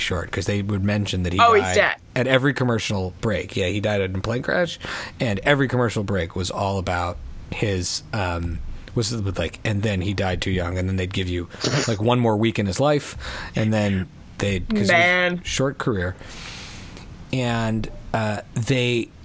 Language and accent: English; Philadelphia, Pennsylvania, United States; I was born in Philly